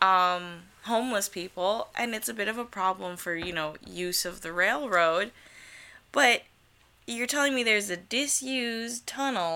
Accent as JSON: {"language": "English", "region": "New York", "country": "United States", "said": "I'm from New York"}